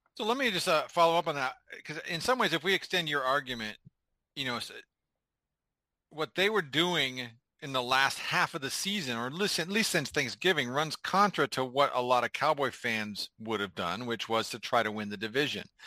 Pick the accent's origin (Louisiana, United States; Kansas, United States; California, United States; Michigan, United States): California, United States; Bay Area; I grew up in the Bay Area